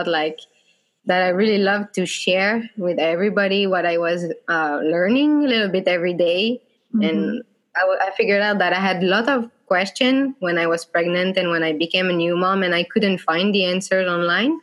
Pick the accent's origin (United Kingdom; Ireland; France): France; Bordeaux, Nouvelle-Aquitaine; moved away as an adult; now in Finland; I was born in Bordeaux in the southwest of France, next to the ocean. And I moved to Finland in 2015